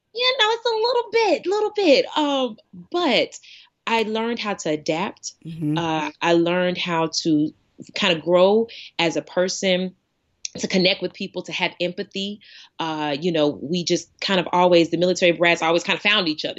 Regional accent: East Coast, United States; moved away as an adult; also born or lived in Arkansas; growing up on the East Coast

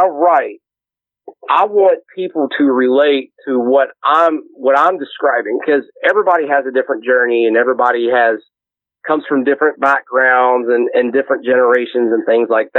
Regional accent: Louisville, Kentucky, United States; I came from a rough suburb in Louisville, and Anomaly will tell you that I'm from Shively

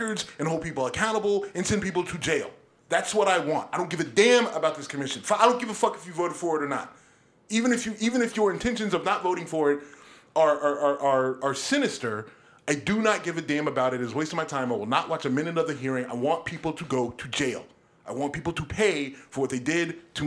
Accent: United States; I am an American kid through and through.

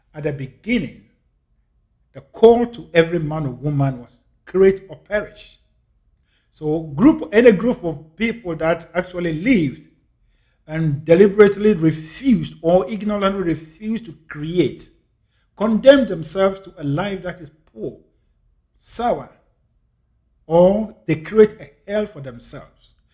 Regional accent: Ghana; I'm a Ghanaian. I'm African. I was born and raised in Africa.

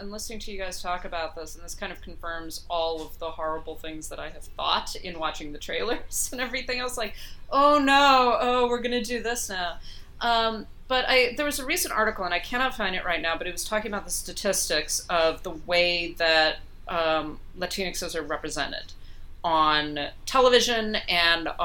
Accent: upstate New York, United States; born or raised there; now in New York City, United States

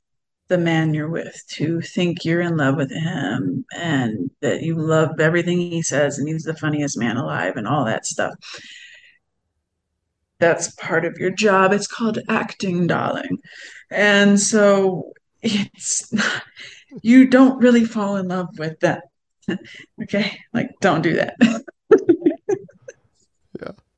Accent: Cleveland, Ohio, United States; moved away; I'm from Cleveland, Ohio

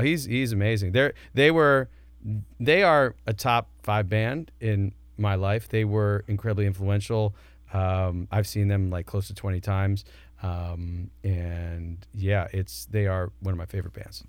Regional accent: Northern New Jersey, United States; I live and I grew up in Northern Jersey

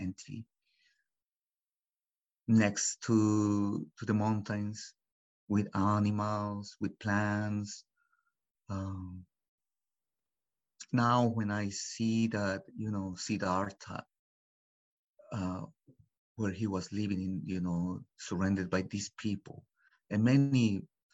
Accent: Mexico; English is a second language; moved away as an adult; also born or lived in Los Angeles; now in United States; I was born in Los Angeles back in 76. And I was taken to Mexico. My story is backwards, actually. So I was taken to Mexico when I was 6 months old. And I grew up there until I was 22. I did my whole life in Mexico, in a little village, no more than 100 people

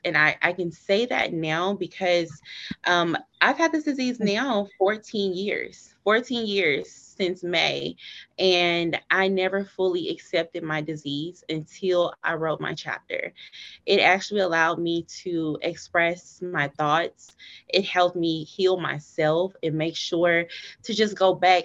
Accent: Dallas, Texas, United States; I'm actually from Dallas, Texas, born and raised

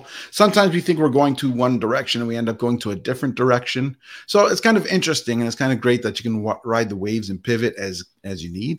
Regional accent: Canada; I was born in Canada

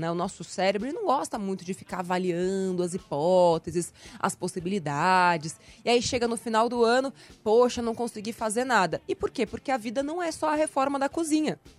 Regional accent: Recife, Pernambuco, Brazil; now in São Paulo, Brazil; eu vim de Recife para cá, para São Paulo, sem nenhuma reserva.

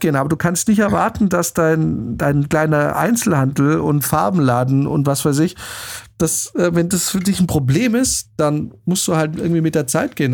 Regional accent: Germany; als äh, Deutscher

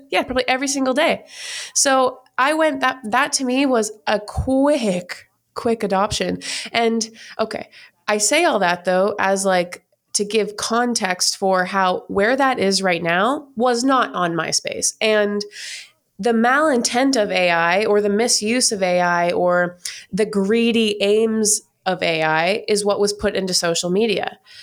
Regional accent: Canada; moved away as an adult; now in United States; I'm from Canada

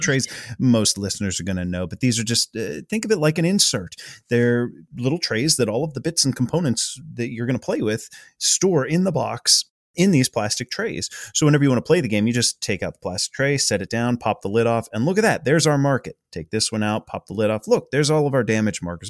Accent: Pittsburgh, Pennsylvania, United States; We're from Pittsburgh.

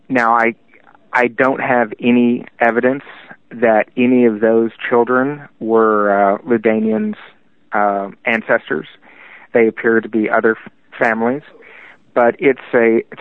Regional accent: Texas, United States; accent: Texan; when people look at me as a white Texan and they hear the accent

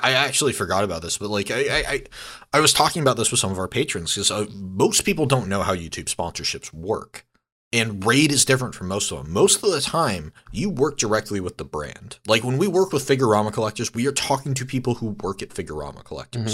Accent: San Diego, California, United States; also born or lived in Santa Barbara; I grew up in San Diego

